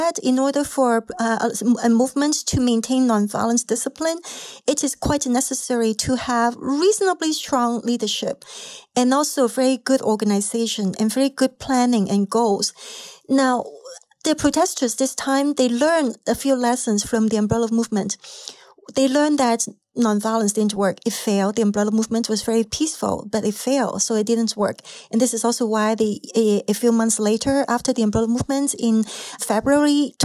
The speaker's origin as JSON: {"language": "English", "country": "Hong Kong", "tie": "born or raised there", "moved": "yes", "said": "Growing up in Hong Kong"}